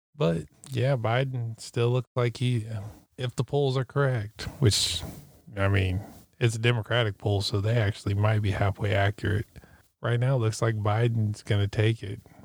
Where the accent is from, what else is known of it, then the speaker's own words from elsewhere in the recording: Missouri, United States; Missouri, which where I, my home state